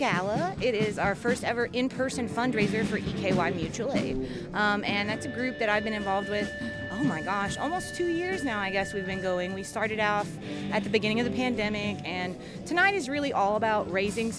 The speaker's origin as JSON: {"language": "English", "region": "Appalachia", "country": "United States", "tie": "born or raised there", "said": "I was raised as an Appalachian"}